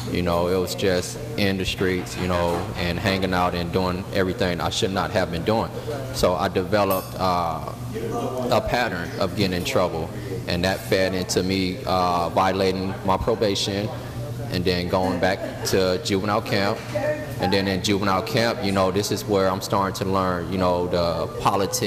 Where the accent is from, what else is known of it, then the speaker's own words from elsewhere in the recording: Carson, California, United States; I was born and raised in Carson, California